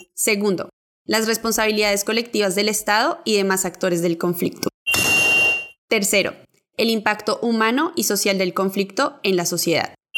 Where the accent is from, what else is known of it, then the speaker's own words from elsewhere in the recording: Amazonas, Colombia; Soy indígena del Amazonas